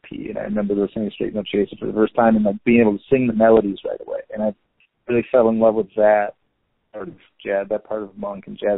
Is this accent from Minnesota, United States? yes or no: yes; Minneapolis, Minnesota, United States; moved away as an adult; also born or lived in Los Cabos, Mexico; now in Mexico City, Mexico; I'm from Minneapolis, and I got a teaching job, music teaching job in Baja, in Los Cabos.